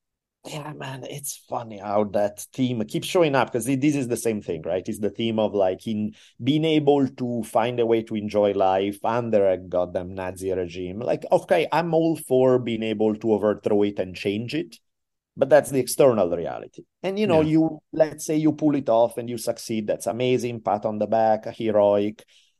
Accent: Italy; And again, I'm from Italy. I'm used to doing shady shit and going beyond the law.

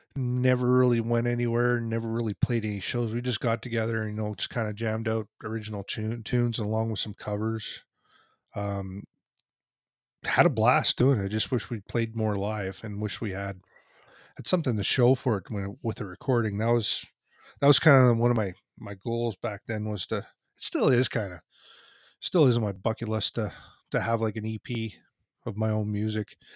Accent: Canada; I'm a kid from Canada. I, I grew up playing hockey myself

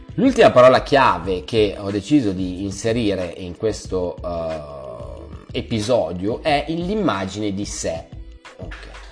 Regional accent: Milan, Lombardy, Italy; Io vengo da Milano e Milano è una città maledetta per quanto riguarda le eh, relazioni. Siamo molto chiusi

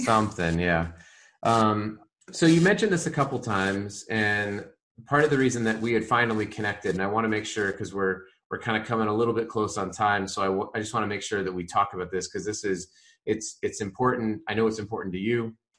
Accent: Colorado, United States; I grew up in Colorado

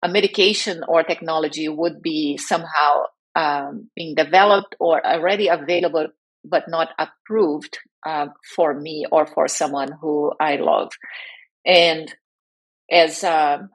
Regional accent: Brazil; moved away as an adult; now in United States; I am originally from Brazil and I live in the US where I was relocated while working for a biotech back in 2005

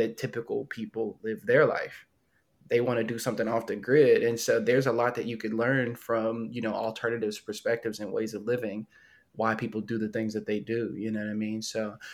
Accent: United States; as an American

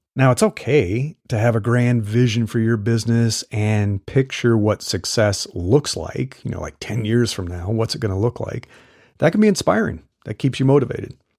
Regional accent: Midwest, United States; moved away as an adult; also born or lived in Texas; now in California, United States; I grew up in the Midwest

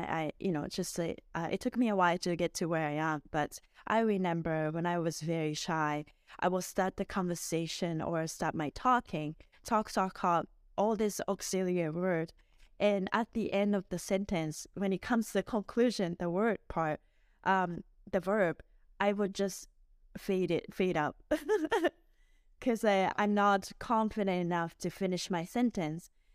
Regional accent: Miyazaki, Japan; moved away as an adult; also born or lived in Edmonton, Canada; now in Vancouver, Canada; I was born and raised in Miyazaki City in Japan, and I came to Canada, uh, originally in two thousand two

